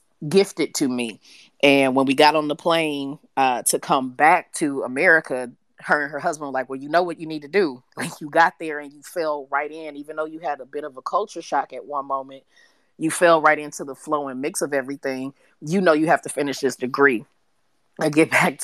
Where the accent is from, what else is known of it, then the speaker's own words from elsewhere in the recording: Michigan, United States; moved away; also born or lived in Los Angeles, California; growing up in Michigan